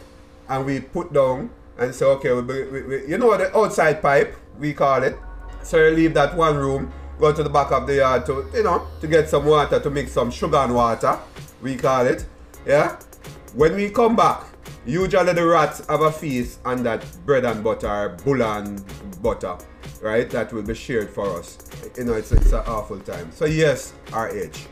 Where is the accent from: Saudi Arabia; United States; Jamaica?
Jamaica; moved away; me growing up in Jamaica